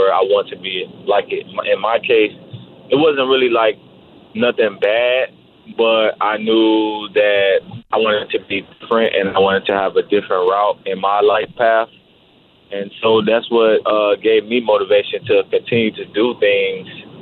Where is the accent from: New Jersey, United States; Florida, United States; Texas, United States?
Florida, United States; Miami; I'm from Miami, Florida